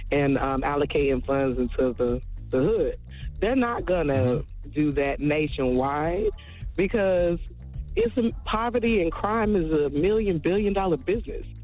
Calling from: Jacksonville, Florida, United States; I'm calling from Jacksonville.

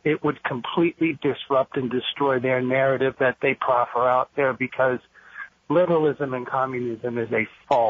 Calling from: Fairfax County, Virginia, United States; I'm calling from Fairfax County

